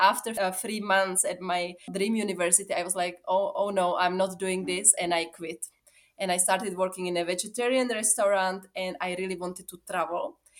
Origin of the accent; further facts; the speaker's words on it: Czechia; moved away as an adult; also born or lived in Sweden / Uganda / Italy / Mongolia; now in Zambia; I come from the Czech Republic, but I have been living in Zambia for the past 8 years, and in total, almost 13 years in Africa.